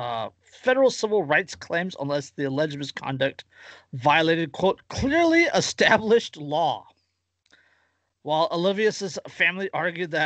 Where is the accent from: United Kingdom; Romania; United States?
United States; Central California; I'm from Central California